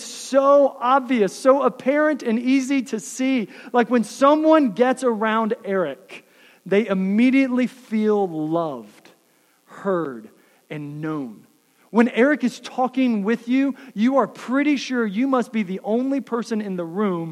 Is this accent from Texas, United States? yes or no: yes; Texas, United States; now in Iowa, United States; I grew up in the South in Texas